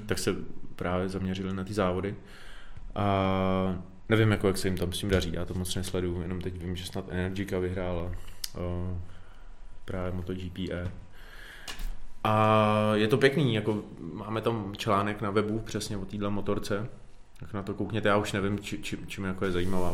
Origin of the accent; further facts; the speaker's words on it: Czechia; u nás v Čechách